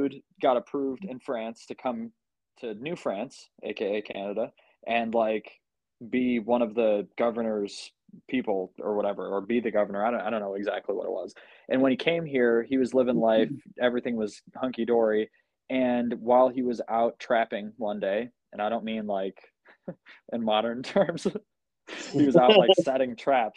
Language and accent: English; United States; I'm American